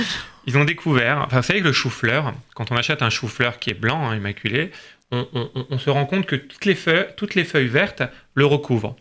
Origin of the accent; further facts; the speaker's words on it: France; nous sommes français